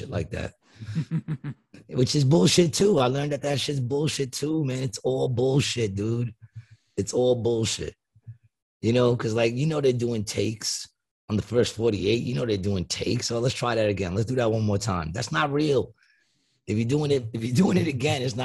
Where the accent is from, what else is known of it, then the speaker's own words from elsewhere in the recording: New York City, New York, United States; also born or lived in Ravenswood, Queens; I grew up in Queensbridge. Queensbridge. I was born in Queensbridge. I was there till I was like six and almost seven, and then I moved to Ravenswood.